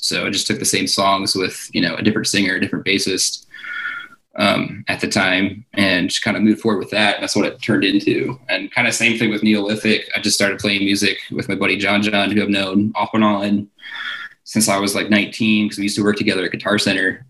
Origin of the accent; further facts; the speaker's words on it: Towson, Maryland, United States; I grew up in Baltimore, uh, technically in Towson. Um, pretty much grew up there. Went to high school there